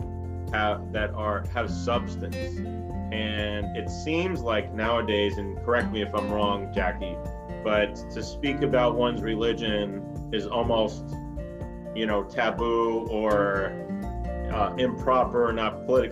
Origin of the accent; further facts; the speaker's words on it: New York City, New York, United States; growing up in New York City